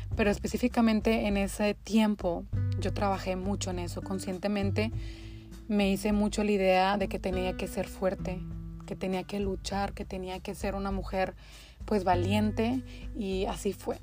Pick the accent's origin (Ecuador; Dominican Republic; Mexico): Mexico; Linares, Nuevo León; moved away as an adult; also born or lived in Monterrey, Mexico; now in United States; soy mexicana, específicamente de Linares, Nuevo León. Ahí nací, ahí crecí hasta que me fui a Monterrey a, a realizar mis estudios universitarios